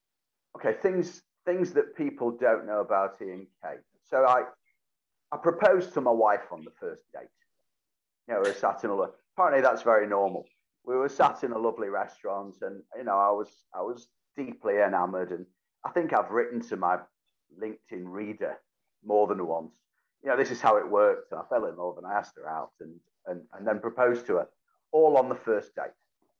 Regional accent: Whitefield, North West England, United Kingdom; Oh, yeah, Whitefield, to be absolutely specific, which due to various boundary changes became part of Greater Manchester, then was part of Bury Met. It was leafy. It was suburban.

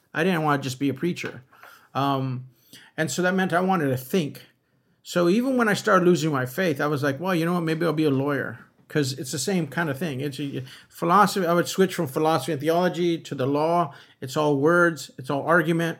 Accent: Los Angeles, California, United States; moved away as an adult; now in San Francisco Bay Area, United States; I was raised in a neighborhood where everybody was, um, Catholic for the most part

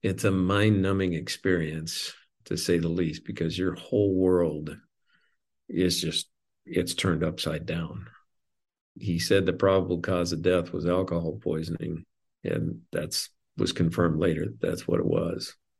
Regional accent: Montana, United States; moved away; I grew up in Montana

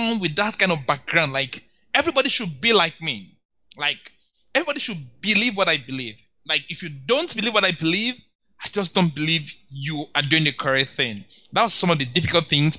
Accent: Nigeria; As a Nigerian

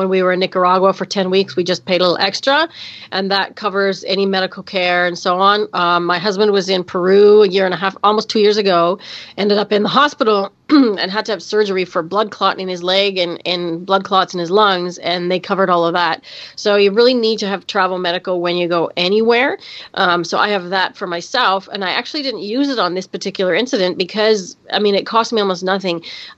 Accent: Canada; That's right. Canada Day is July 1st, and we had our 150th birthday this year.

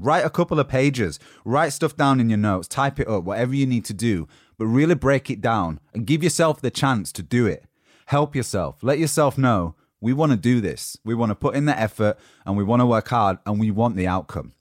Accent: Yorkshire and the Humber, United Kingdom; accent: Yorkshire; my Yorkshire accent from the north of England

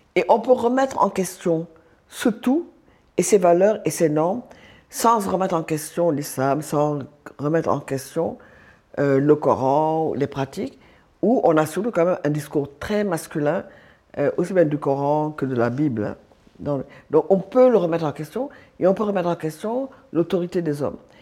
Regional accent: Dakar, Senegal; je suis sénégalaise, je suis née à Dakar, j'ai grandi, je suis mariée au Sénégal

